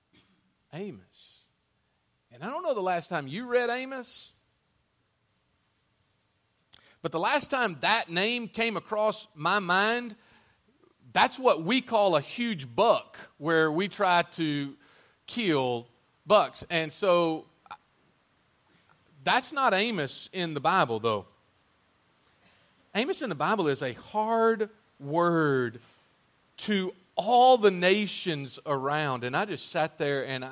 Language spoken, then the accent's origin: English; United States; I'm so independent as an American male today